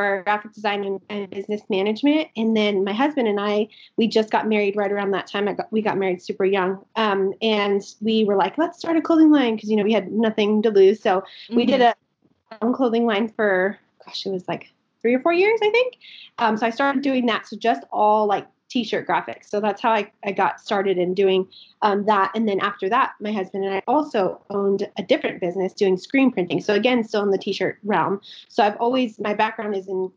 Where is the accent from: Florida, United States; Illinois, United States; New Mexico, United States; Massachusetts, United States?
New Mexico, United States; Albuquerque; I am from Albuquerque, New Mexico. I've lived here my entire life. So I'm born and raised.